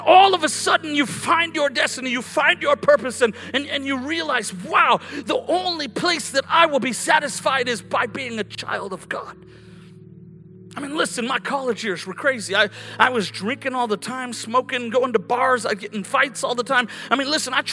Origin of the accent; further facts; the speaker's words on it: Colorado, United States; moved away as an adult; also born or lived in California; When I grew up in Colorado